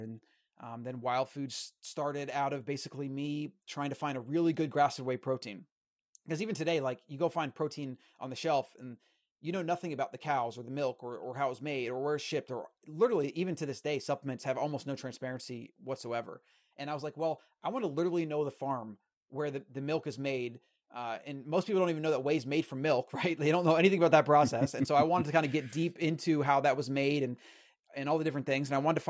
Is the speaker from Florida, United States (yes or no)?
yes; Florida, United States; So, yeah, I mean, I grew up in Florida and, you know, standard American diet.